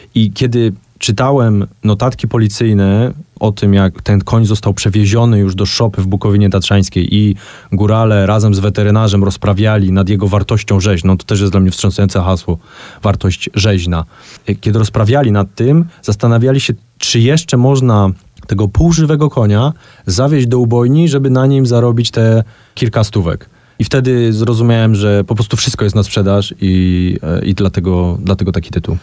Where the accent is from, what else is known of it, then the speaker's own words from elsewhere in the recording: Kraków, Lesser Poland, Poland; jestem Krakusem e, i, i, za całe życie mieszkam w Krakowie